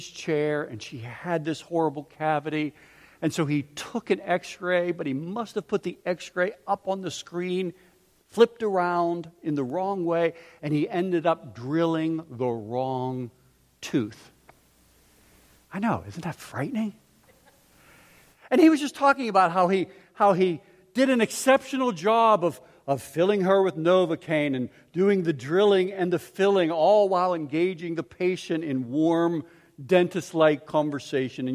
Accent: Pittsburgh, Pennsylvania, United States; I grew up in Pittsburgh

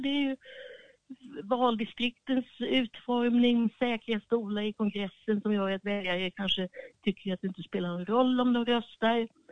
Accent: Sweden; now in Washington, United States; vi som svenskar

